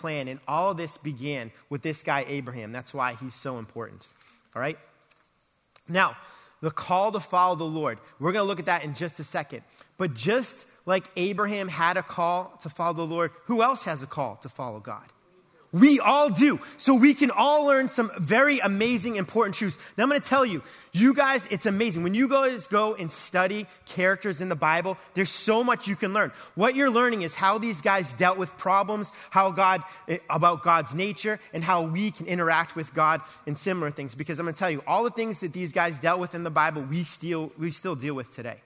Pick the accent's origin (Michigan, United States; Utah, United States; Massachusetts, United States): Massachusetts, United States; Boston; moved away as an adult; also born or lived in Texas / Atlanta; growing up in Boston